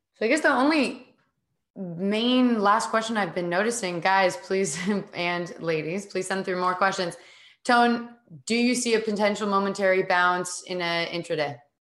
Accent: United States; as an American

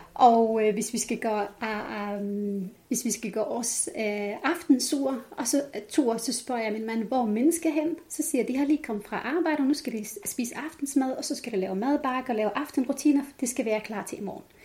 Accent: Jordan; Danish is a second language; moved away as an adult; now in Denmark; Så jeg er født opvokset op i Jordan.

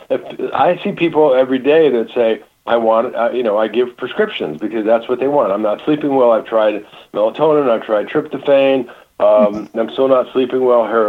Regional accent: Michigan, United States; moved away; I grew up in Michigan

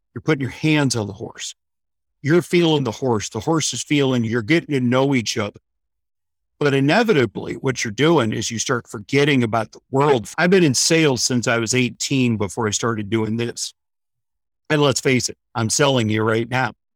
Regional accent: St. Louis, Missouri, United States; moved away as an adult; now in Florida, United States; originally a Midwestern boy, born and raised in Saint Louis, Missouri, moved to Florida in nineteen ninety-nine

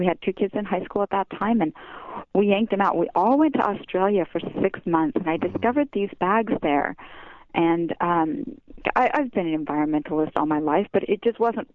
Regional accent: Utah, United States; moved away as an adult; now in Los Angeles, United States; I grew up in Utah

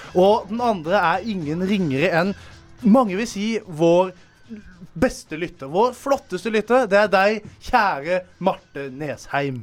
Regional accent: Arendal, Agder, Norway; jeg kommer jo fra The Hood i Arendal

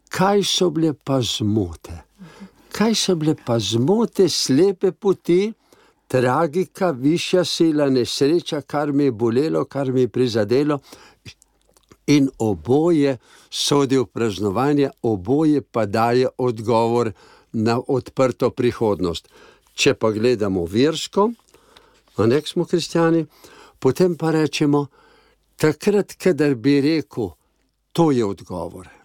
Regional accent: Slovenia; To pa pomeni, da smo našli Slovenci

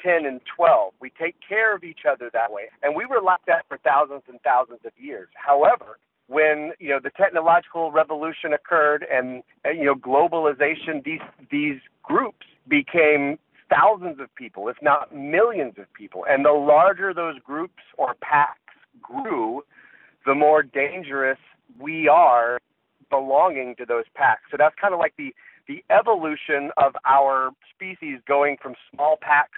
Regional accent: Jacksonville, Florida, United States; moved away; also born or lived in Northeast United States; I'm originally from Jacksonville, Florida, and that's really where I kind of cut my musical teeth. My dad listened to jazz a lot when I was a kid

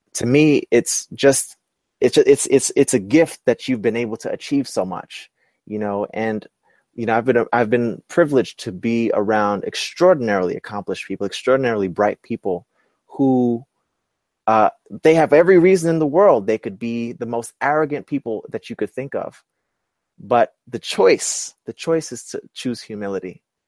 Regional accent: New York City, New York, United States; I'm from Brooklyn.

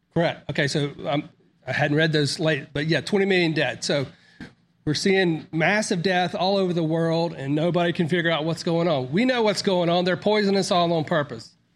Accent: Mississippi, United States; also born or lived in Florida; I was born in Mississippi, but I grew up in Florida. And then after sixth grade, uh, we moved back to Mississippi

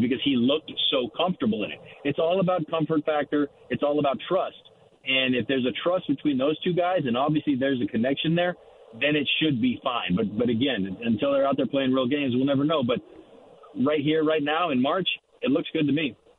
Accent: Barstow, California, United States; growing up in Barstow and being a Dodger fan back in the day

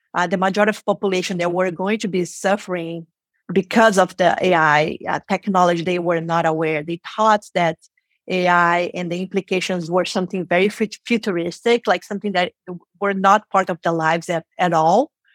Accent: Rio de Janeiro, Brazil; first language Portuguese; English is a second language; moved away as an adult; now in San Francisco, United States; I was born and raised in Brazil, in Rio de Janeiro, and we speak Portuguese.

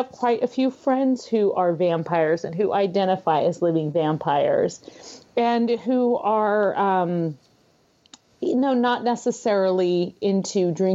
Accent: San Francisco Bay Area, California, United States; moved away as an adult; now in Minnesota, United States; I'm originally from California, so I've spent most of my life in the San Francisco Bay Area.

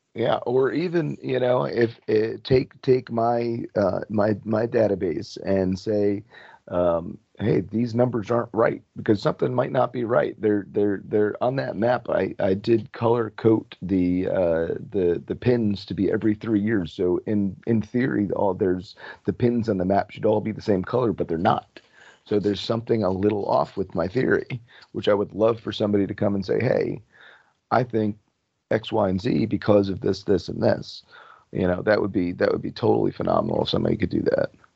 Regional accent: New Jersey, United States; moved away as an adult; also born or lived in Florida; I was originally from New Jersey. My family's up here

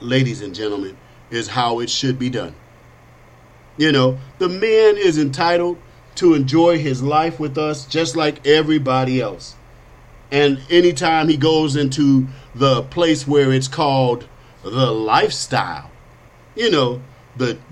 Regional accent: United States; I am an American, a Christian, a conservative, and I'm black.

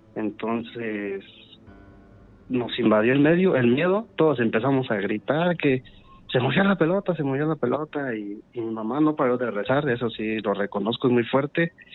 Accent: Valle de Santiago, Guanajuato, Mexico; soy de Valle de Santiago

